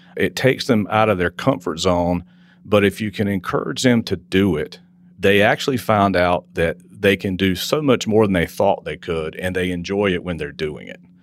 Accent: Wilson, North Carolina, United States; I grew up in Wilson, North Carolina.

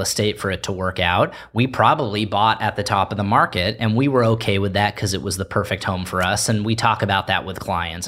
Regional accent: Palos Verdes, California, United States; the advantages that I got growing up in Palos Verdes

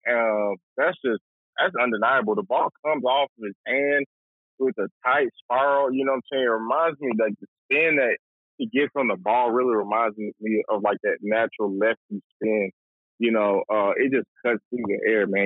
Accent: Atlanta, Georgia, United States; growing up in Atlanta, Metro Atlanta

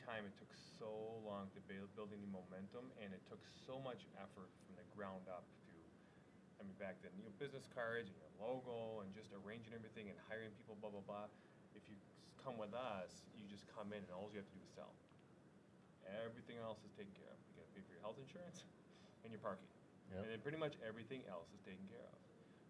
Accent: Midwest, United States; we're from the Midwest.

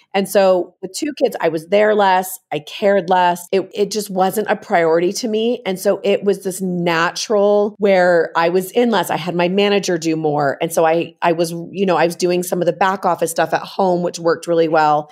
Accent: San Francisco Bay Area, California, United States; moved away as an adult; also born or lived in Utah; I'm originally from the San Francisco Bay Area. I came out to Utah to actually go to college

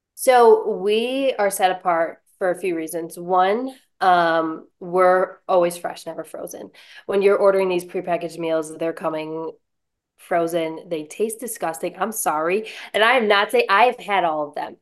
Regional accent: Buffalo, New York, United States; moved away as an adult; now in Lynchburg, United States; I'm originally from Buffalo, New York

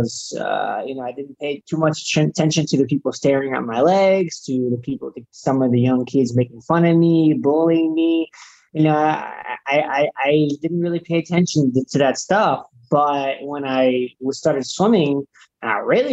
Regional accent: Southern California, United States; I grew up in Southern California

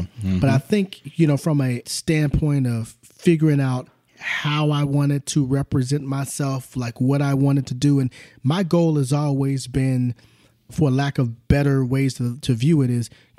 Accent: Southern California, United States; also born or lived in Oklahoma; child of the 70s and the 80s, you know, also, and growing up, born in Oklahoma, moved to Southern California when I was probably in the third or fourth grade, and would go back and forth to Oklahoma.

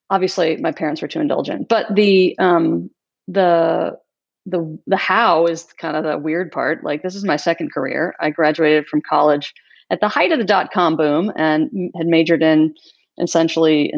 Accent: the South, United States; also born or lived in Kentucky / Georgia; I grew up in Kentucky and Georgia, surrounded by animals

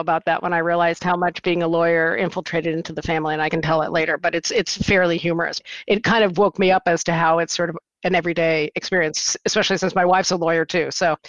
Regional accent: San Mateo County, San Francisco Bay Area, California, United States; also born or lived in Jersey City, New Jersey; But at the ripe age of 3 months, my family moved to the San Francisco Bay Area, in particular San Mateo County.

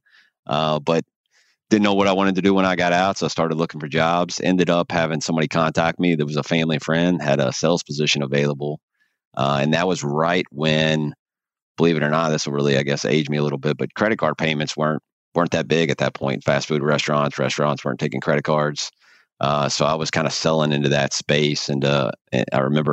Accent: Louisville, Kentucky, United States; I'm from Louisville, grew up here, really been here my whole life.

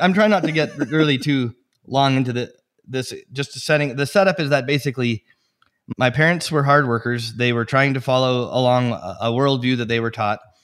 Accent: Edmonton, Alberta, Canada; now in Steamboat Springs, United States; I was born in Edmonton, Alberta, in Canada

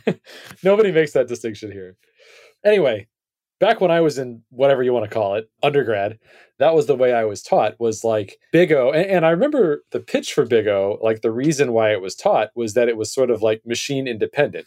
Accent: United States; as an American

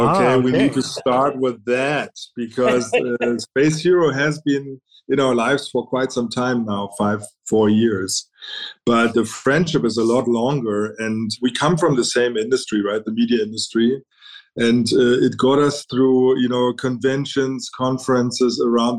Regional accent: Berlin, Germany; moved away as an adult; also born or lived in United Kingdom / China; I was born and raised in Berlin, East Berlin for that matter

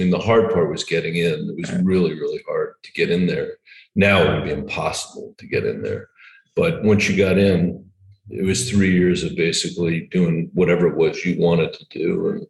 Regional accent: New Delhi, Delhi, India; born there; So even though I was born in New Delhi, I'm a natural born citizen.

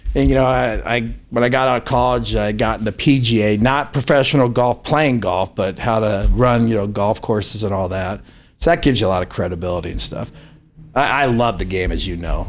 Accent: Palo Alto, California, United States; now in Reno, United States; I grew up in Palo Alto, California

